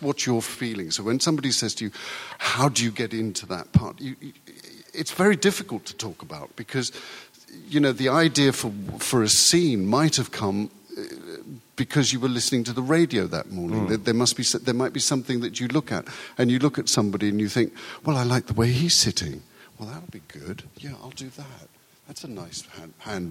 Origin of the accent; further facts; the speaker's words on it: United Kingdom; first language Urdu; English is a second language; one grew up in a Britain that had an empire